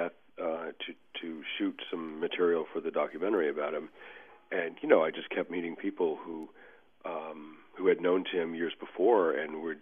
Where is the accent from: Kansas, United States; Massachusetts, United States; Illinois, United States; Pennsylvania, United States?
Massachusetts, United States; Boston; I'm from Boston